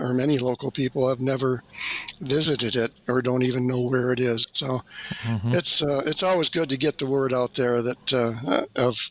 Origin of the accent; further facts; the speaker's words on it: Detroit, Michigan, United States; moved away as an adult; now in Battle Creek, United States; I grew up in the Detroit area